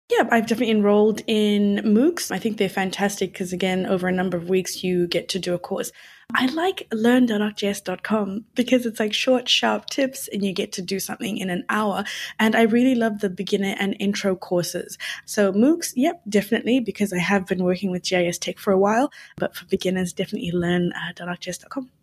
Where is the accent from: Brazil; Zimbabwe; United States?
Zimbabwe; moved away; I'm from Zimbabwe